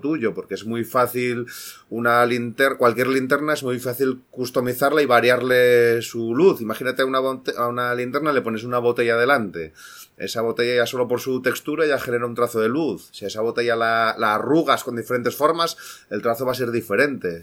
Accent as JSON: {"language": "Spanish", "region": "Asturias", "country": "Spain", "moved": "yes", "said": "yo soy de Asturias, soy asturiano"}